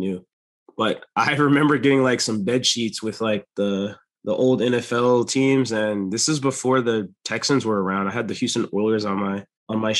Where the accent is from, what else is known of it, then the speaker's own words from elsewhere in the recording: Jamaica; now in North Carolina, United States; I'm actually Jamaican